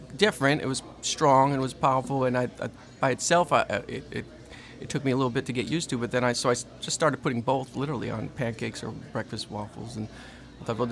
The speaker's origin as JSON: {"language": "English", "region": "Connecticut", "country": "United States", "tie": "born or raised there", "moved": "as an adult", "lives_now": "Louisiana, United States", "said": "I've come from Connecticut, grew up, born and raised in Connecticut, came down here early 2000 was supposed to be a year"}